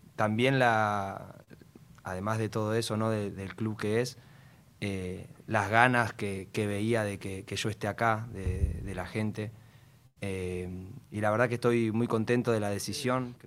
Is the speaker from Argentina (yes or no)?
yes; Argentina; moved away; siendo argentino